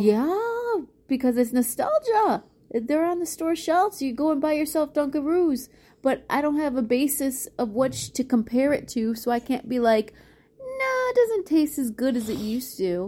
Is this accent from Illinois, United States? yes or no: yes; Chicago, Illinois, United States; I grew up in Chicago